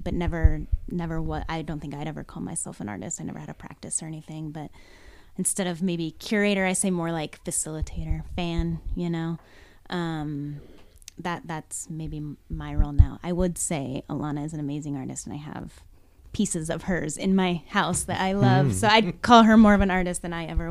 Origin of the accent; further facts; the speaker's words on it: Reno, Nevada, United States; also born or lived in Seattle / Los Angeles; Born and raised here